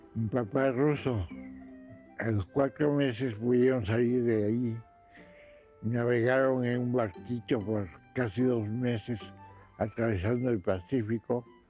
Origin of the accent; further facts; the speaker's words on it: Mexico; first language Spanish; also born or lived in Russia; Soy mexicano y muy mexicano